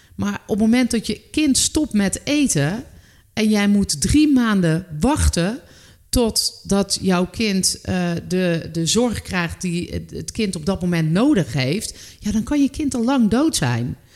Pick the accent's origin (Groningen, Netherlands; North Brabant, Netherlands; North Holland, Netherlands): North Brabant, Netherlands; moved away as an adult; ik ben uiteindelijk ben ik weggegaan uit Brabant